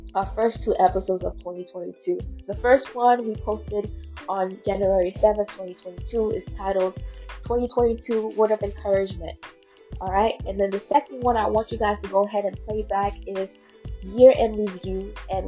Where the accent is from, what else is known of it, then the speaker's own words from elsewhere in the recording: Fort Lauderdale, Florida, United States; I'm from Fort Lauderdale, Florida